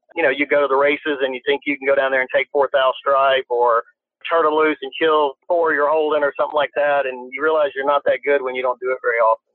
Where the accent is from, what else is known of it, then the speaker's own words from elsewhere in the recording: Louisiana, United States; I grew up in Louisiana